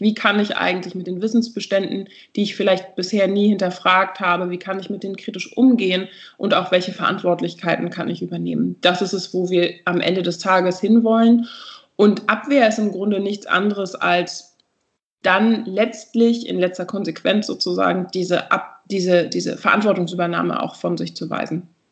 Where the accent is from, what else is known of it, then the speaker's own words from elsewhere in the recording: Berlin, Germany; ich bin aus Berlin